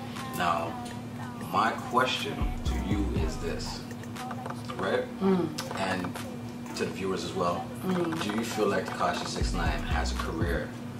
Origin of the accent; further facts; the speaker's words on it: Canada; I'm authentically Canadian.